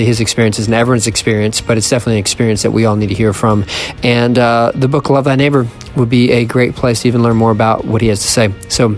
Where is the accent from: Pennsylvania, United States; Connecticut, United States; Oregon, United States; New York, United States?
Pennsylvania, United States; Philadelphia; moved away; also born or lived in rural Southeast Ohio; I was born in Philadelphia, then I moved to rural Southeast Ohio.